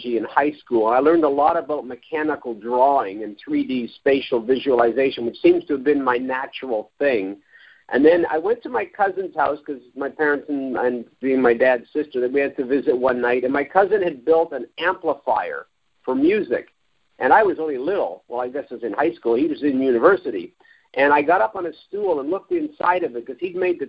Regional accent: Toronto, Ontario, Canada; I was raised in Toronto. I've never lived anywhere else than Toronto my whole life, or at least in the GTA

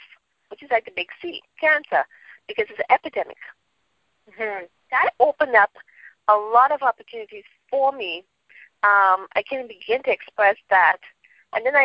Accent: Trinidad & Tobago; moved away as an adult; also born or lived in United States; I'm from Trinidad. I lived in Trinidad until I was about 18, and then I migrated to the States

